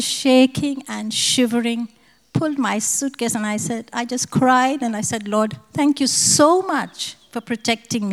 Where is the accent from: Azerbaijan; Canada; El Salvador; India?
India; moved away as an adult; now in Australia; I'm from India too.